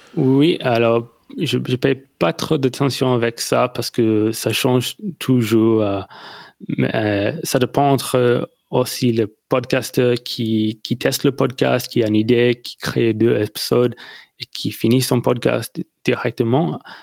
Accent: near Melbourne, Victoria, Australia; French is a second language; je viens d'Australie, euh, près de Melbourne, dans le sud

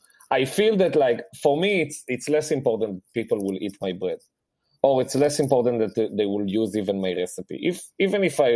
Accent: Rehovot, Central District, Israel; English is a second language; moved away; I grew up in Rehovot. There is a huge Yemenite population there.

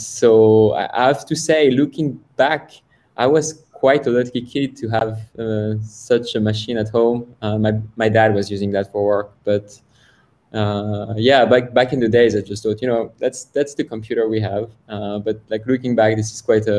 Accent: France; moved away as an adult; I'm born and raised in France

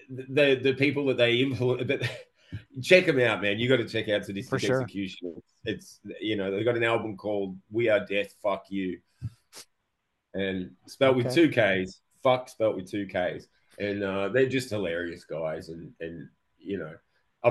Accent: Melbourne, Victoria, Australia; when we were growing up in Melbourne here

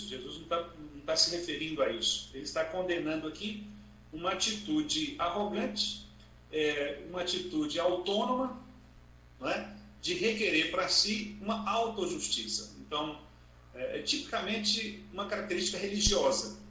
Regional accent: Montes Claros, Minas Gerais, Brazil; sou do interior de Minas Gerais, norte de Minas Gerais, Montes Claros

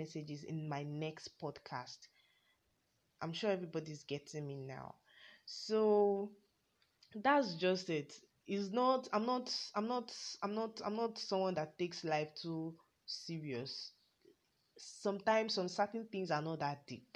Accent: Yorubaland, Nigeria; I'm a Nigerian, yes, Ninja to the world. A Yoruba, I'm from the Yoruba tribe to be precise

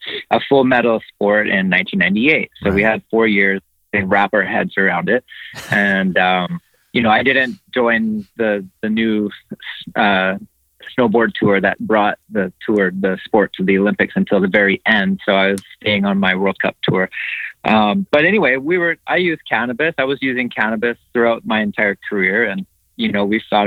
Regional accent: Canada; as a Canadian athlete

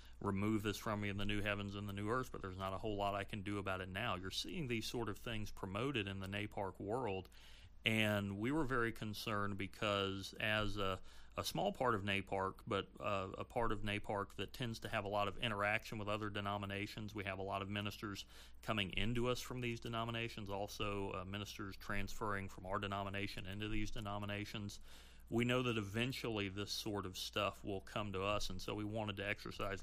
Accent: the South, Southern United States, United States; as a Southerner

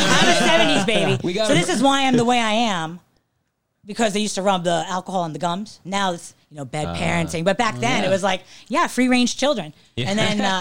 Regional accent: New York, United States; moved away; I was in New York. You know, I'm from New York

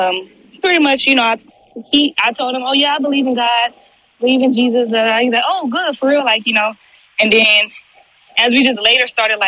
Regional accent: Houston, Texas, United States; I live in Houston, born and raised in Houston

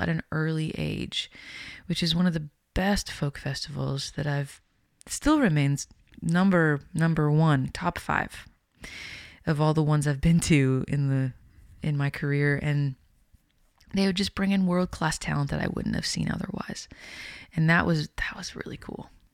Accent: Winnipeg, Manitoba, Canada; growing up in Winnipeg

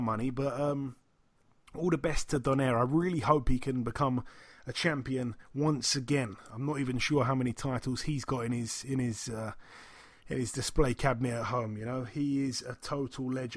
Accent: United Kingdom; I'm from the UK

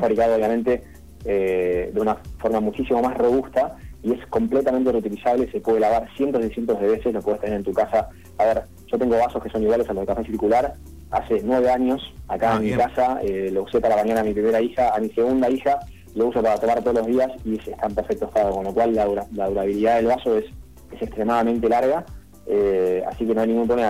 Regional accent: Buenos Aires, Argentina; nosotros somos de Cava

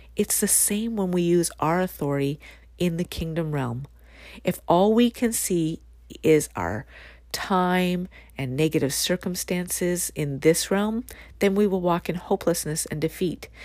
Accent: Canada; my own country

